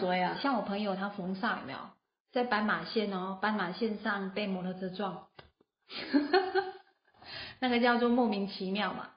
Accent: Taiwan; 我们台湾人

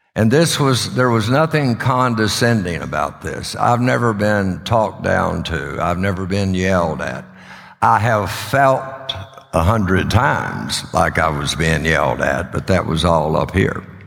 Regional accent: Odessa, Texas, United States; now in Sulphur Springs, United States; I was raised in Odessa

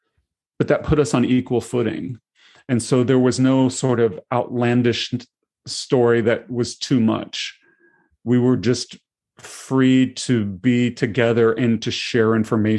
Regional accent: Tennessee, United States; moved away as an adult; now in Seattle, United States; I grew up in Tennessee

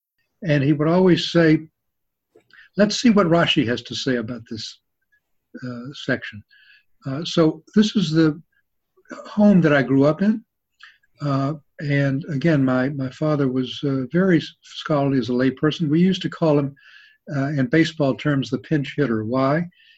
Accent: Atlanta, Georgia, United States; also born or lived in Chicago; So I was born in Chicago, but grew up in Atlanta in a very traditional home.

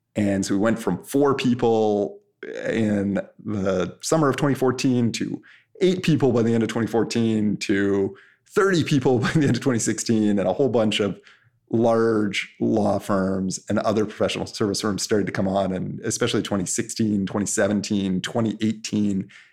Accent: Canada; I'm Canadian

